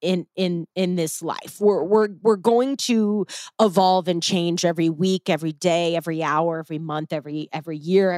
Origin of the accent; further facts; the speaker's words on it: St. Louis, Missouri, United States; moved away as an adult; now in Arizona, United States; I grew up in, Midwestern. I'm from St. Louis. I lived in St. Louis for over 30 years